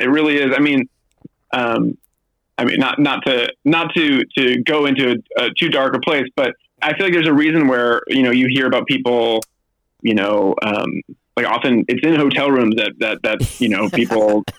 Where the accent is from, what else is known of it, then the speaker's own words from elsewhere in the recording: Berkeley, Massachusetts, United States; also born or lived in Newport, Rhode Island; I grew up in southeastern Massachusetts. I was born in Newport, Rhode Island, and then I lived in this town called Berkeley, Massachusetts until I went to college.